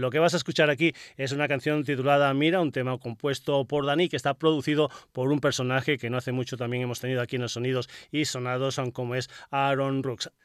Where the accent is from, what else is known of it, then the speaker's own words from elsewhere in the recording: Extremadura, Spain; historias de mi tierra